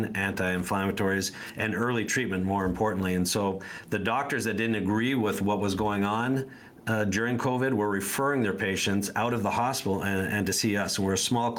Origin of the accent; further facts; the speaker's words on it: Canada; moved away as an adult; now in United States; I'm originally from Canada. I've been in the U.S. since 95